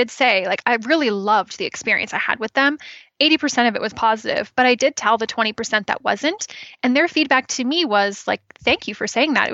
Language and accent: English; just outside Toronto, Ontario, Canada; moved away as an adult; now in British Columbia, Canada; I grew up in Ontario, and just right outside of Toronto, and I moved out here in 2013.